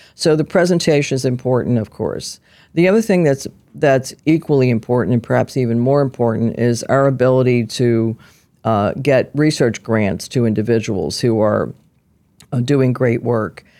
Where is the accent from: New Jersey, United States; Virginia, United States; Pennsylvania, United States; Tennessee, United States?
Pennsylvania, United States; Philadelphia; I was, uh, born and raised in South Philadelphia, where a lot of little Italian girls grew up